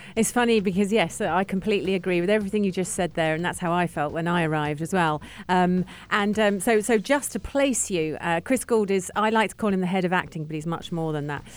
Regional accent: London, United Kingdom; now in United Arab Emirates; I'm from London, England.

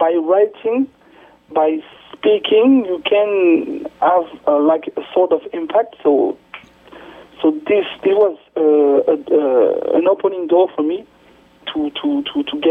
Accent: France; also born or lived in Kinshasa, Democratic Republic of the Congo; I was in Kinshasa, but I grew up in France.

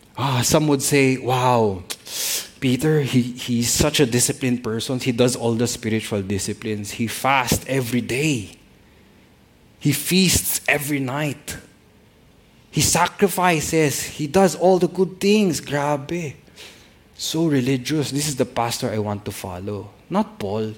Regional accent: Philippines; all of us being even being Filipino pastors

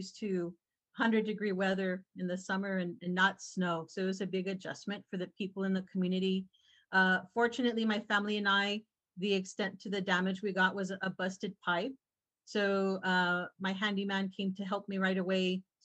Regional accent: Falfurrias, Texas, United States; now in San Antonio, United States; I was born and raised in South Texas in a very small town called Falfurrias, Texas.

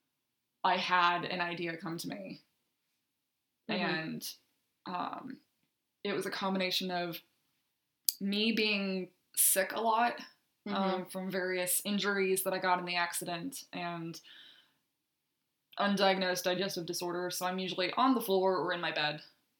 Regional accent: Nashville, Tennessee, United States; moved away; I'm originally from Nashville

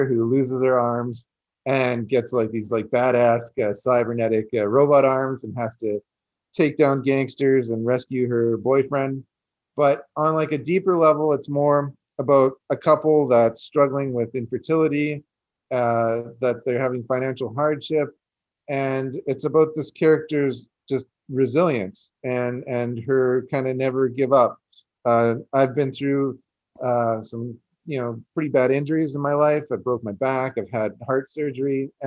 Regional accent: Canada; I'm Canadian

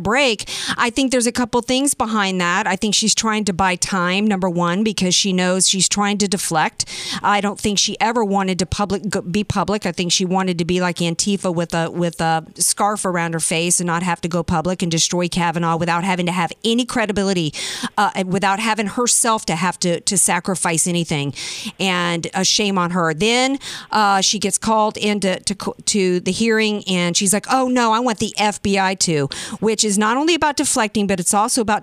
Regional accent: Jacksonville, North Carolina, United States; born or raised there

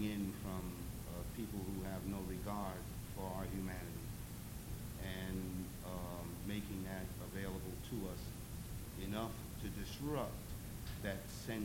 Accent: New York City, New York, United States; I was born and raised in Brooklyn

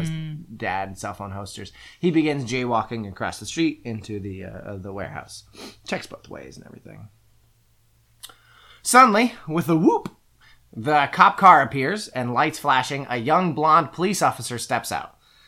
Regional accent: Ireland; Believe me … I'm Irish, so I know a thing about potatoes.

